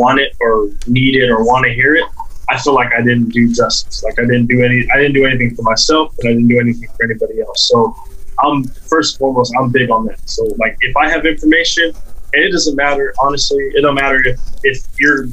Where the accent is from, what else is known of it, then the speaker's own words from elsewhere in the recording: South Texas, United States; growing up in South Texas